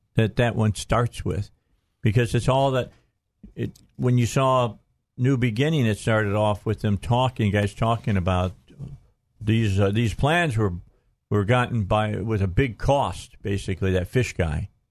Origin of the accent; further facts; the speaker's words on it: Gary, Indiana, United States; I was born in Gary